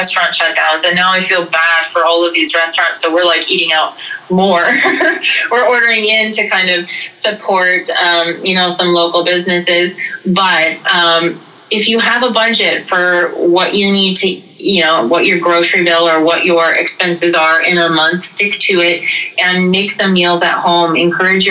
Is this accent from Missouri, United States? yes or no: no; North Dakota, United States; now in South Dakota, United States; I live in a very remote area of South Dakota, and when we lived in North Dakota growing up